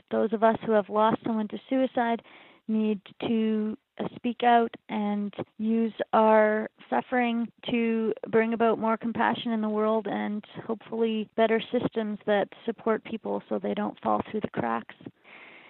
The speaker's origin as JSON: {"language": "English", "town": "Halifax", "region": "Nova Scotia", "country": "Canada", "tie": "born or raised there", "also_born_or_lived": "New York City / United States", "moved": "as an adult", "said": "I had a lot of trauma happen here as a young person and as an adult. But I've chosen to make it my home"}